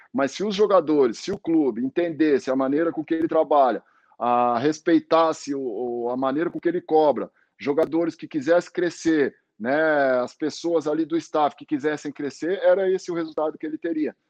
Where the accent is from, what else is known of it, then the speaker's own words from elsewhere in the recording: Brazil; moved away as an adult; now in Portugal; eu fiquei triste como brasileiro